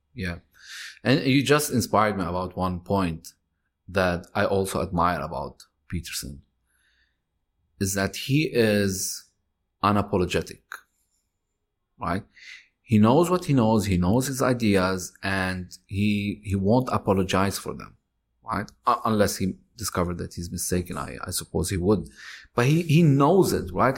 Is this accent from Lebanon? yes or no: yes; Lebanon; moved away; I'm Lebanese. I'm, I was born in Lebanon.